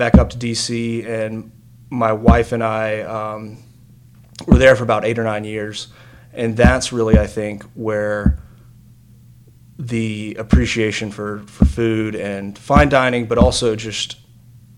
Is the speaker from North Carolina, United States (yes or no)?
yes; Rocky Mount, North Carolina, United States; also born or lived in Wilmington, North Carolina / Washington, D.C.; born and raised in Rocky Mount, lived here all through high school